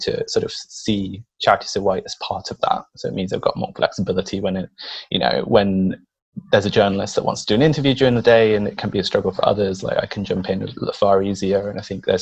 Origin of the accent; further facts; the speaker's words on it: Ecuador; now in United Kingdom; I grew up in Ecuador. I'm Latino.